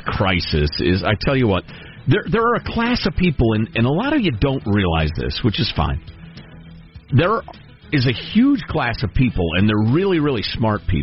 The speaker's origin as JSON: {"language": "English", "town": "Chicago", "region": "Illinois", "country": "United States", "tie": "born or raised there", "moved": "yes", "said": "I grew up in Chicagoland"}